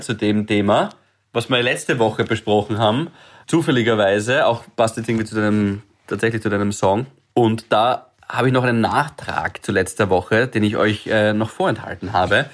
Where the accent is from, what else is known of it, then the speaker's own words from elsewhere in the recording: Graz, Styria, Austria; moved away as an adult; also born or lived in Vienna; ich bin ja jedes Wochenende heimgefahren. Graz, Freitag, erster Zug